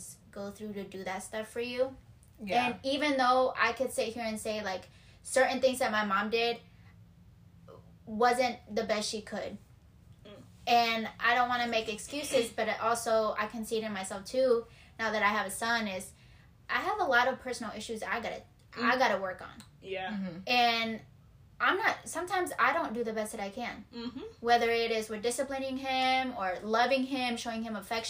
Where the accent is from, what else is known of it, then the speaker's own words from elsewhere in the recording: Michigan, United States; I was raised in Michigan